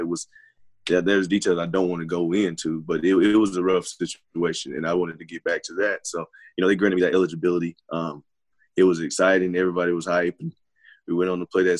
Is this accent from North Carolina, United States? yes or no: yes; North Carolina, United States; this is my home state